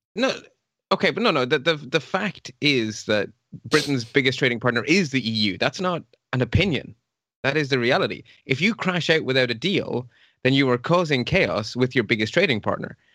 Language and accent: English; Ireland; also born or lived in Belgium; I'm originally Belgian, but I grew up in Ireland from age four until, well, now. And I lived about ten miles from the border with Northern Ireland.